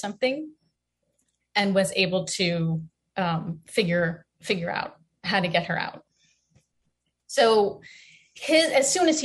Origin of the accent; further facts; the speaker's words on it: United States; an American woman